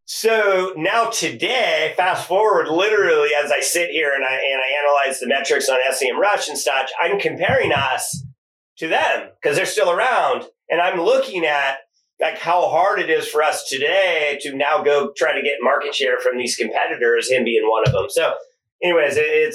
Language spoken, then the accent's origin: English; Silicon Valley, California, United States; We're from Silicon Valley